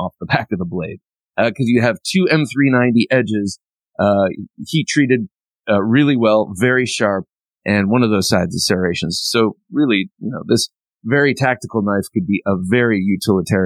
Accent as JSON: {"language": "English", "region": "Ohio", "country": "United States", "tie": "born or raised there", "said": "I grew up in Ohio, and that's how we said it."}